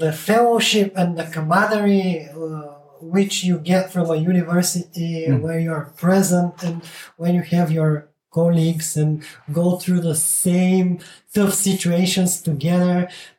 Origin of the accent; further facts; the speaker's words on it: Burgas, Burgas Province, Bulgaria; moved away as an adult; also born or lived in Bremen, Germany; I graduated from the famous math school in Burgas